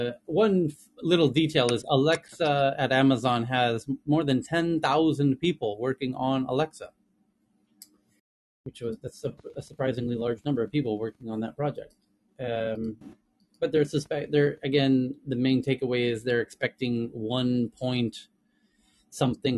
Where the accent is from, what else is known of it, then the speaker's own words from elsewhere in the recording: Southern California, United States; accent: Southern California; first language English; now in Asia; as a native, I probably have the accent that is most recognizable and the first to be trained on these platforms, which is kind of Southern California accent